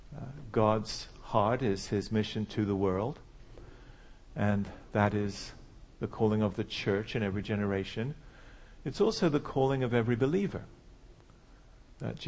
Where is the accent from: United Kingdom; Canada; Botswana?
United Kingdom; England; moved away as an adult; also born or lived in Switzerland / St. Louis, United States; now in United States; I'm from England, as you can still tell, just about.